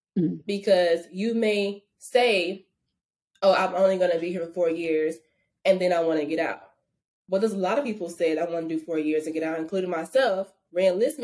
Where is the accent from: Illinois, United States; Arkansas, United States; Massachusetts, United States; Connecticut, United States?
Arkansas, United States; moved away as an adult; I'm from Arkansas